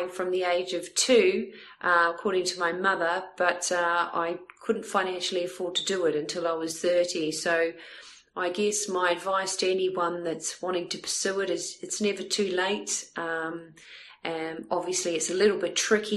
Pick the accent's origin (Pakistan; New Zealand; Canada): New Zealand; also born or lived in Melbourne, Australia; now in Southampton, United Kingdom; I'm originally from New Zealand